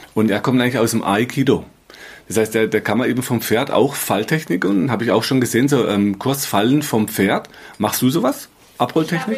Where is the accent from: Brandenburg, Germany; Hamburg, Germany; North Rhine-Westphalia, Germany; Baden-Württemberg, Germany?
Baden-Württemberg, Germany; Black Forest; kleine Purzelbaum, sagt man bei uns im Schwarzwald